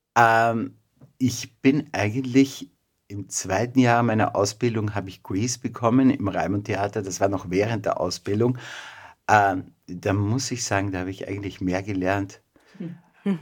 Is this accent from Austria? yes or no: yes; Mistelbach, Lower Austria, Austria; also born or lived in Vienna; Geboren in Wien, aber aufgewachsen in Mistelbach. Das ist nordöstlich von Wien, eine kleine Stadt.